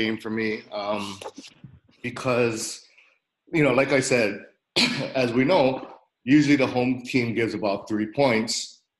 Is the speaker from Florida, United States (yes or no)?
yes; Tampa, Florida, United States; coming to my hometown. Currently, Tampa Bay Buccaneers.